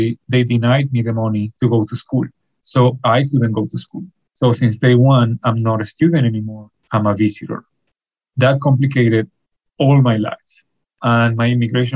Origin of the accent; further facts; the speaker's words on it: Venezuela; English is a second language; moved away as an adult; now in Peterborough, Canada; I'm from Venezuela